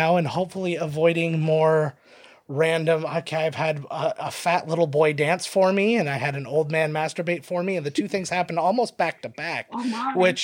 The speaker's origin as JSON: {"language": "English", "town": "St. Catharines", "region": "Ontario", "country": "Canada", "said": "We are from St. Catharines"}